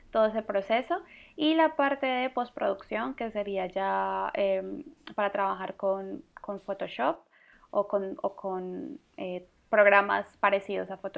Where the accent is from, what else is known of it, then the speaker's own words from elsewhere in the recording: Colombia; Una es de Suecia y pues yo, que soy colombiana.